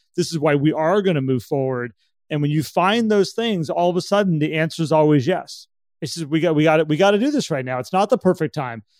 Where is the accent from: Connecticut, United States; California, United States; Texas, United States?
California, United States; I'm from California